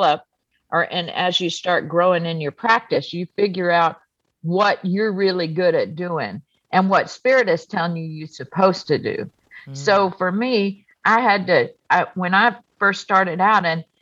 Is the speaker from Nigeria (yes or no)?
no; United States; I was born on the coast of Texas in Louisiana. My heritage is I'm Cajun and Lebanese